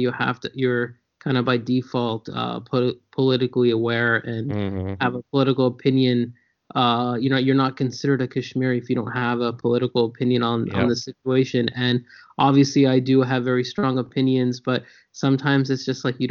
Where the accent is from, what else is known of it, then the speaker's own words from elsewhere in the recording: San Jose, California, United States; also born or lived in New York / Lawrence, Kansas; when I was 5 years old, we moved to San Jose, California. So I grew up in San Jose, started kindergarten here, lived here till I was 18